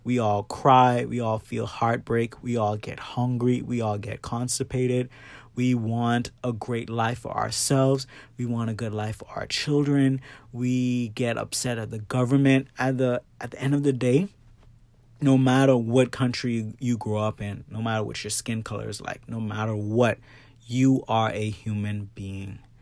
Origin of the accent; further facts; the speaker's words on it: Bahamas; now in Florida, United States; I grew up in the Bahamas and now I'm living in Florida